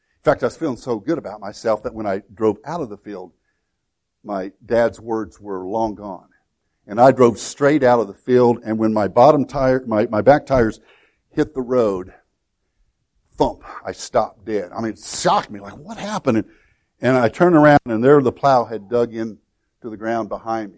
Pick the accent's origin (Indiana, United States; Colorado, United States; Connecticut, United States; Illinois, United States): Illinois, United States; Woodlawn; my hometown of Woodlawn